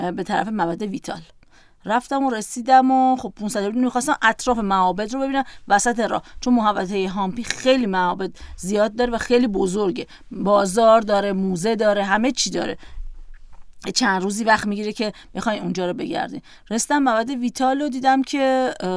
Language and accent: Persian; Iran; گفتم ایران